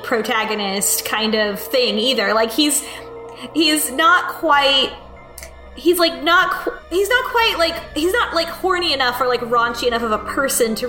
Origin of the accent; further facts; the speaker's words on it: United States; as an American